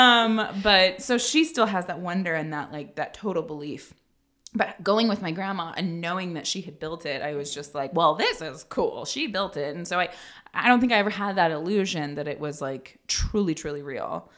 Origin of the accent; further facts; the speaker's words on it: Northern California, United States; moved away; I grew up in Northern California